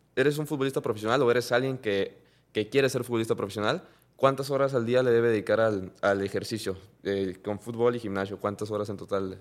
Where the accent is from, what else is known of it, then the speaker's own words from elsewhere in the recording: Mexico; la cultura que tenemos como mexicano